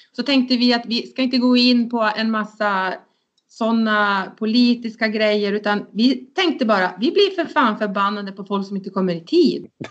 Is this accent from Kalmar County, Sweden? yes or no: no; Luleå, Norrbotten County, Sweden; jag är uppvuxen i, i Luleå, egentligen i en liten by som heter Alvik.